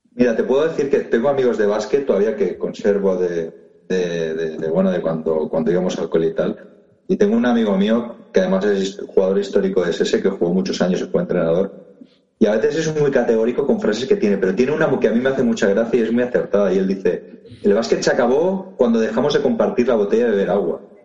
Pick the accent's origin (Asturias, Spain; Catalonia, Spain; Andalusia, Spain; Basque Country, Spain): Catalonia, Spain; Barcelona; Yo soy de Barcelona y con 8 o 10 años empecé a jugar a fútbol en Martinenc, que lo tenía bastante cerca de casa